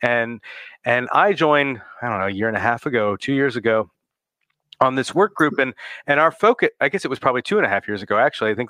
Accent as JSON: {"language": "English", "region": "New Jersey", "country": "United States", "tie": "born or raised there", "said": "my home state of New Jersey."}